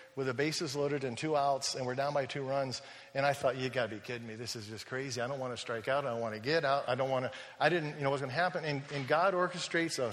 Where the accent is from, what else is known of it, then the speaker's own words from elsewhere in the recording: United States; moved away as an adult; I'm an American